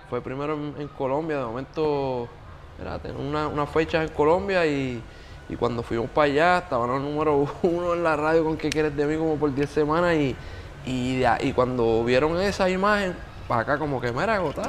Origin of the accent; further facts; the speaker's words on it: Yauco, Puerto Rico; moved away; also born or lived in Bayamón; yo soy de Yauco